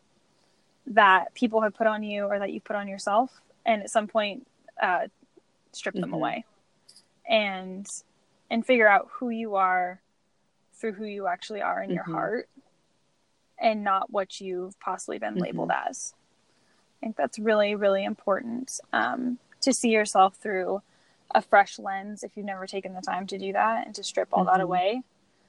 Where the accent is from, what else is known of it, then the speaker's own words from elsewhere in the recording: Washington, United States; I'm from Washington State, which is the Evergreen State.